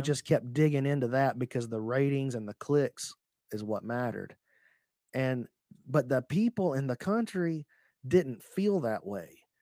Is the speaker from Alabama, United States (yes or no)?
yes; Alabama, United States; I'm from Speke, Alabama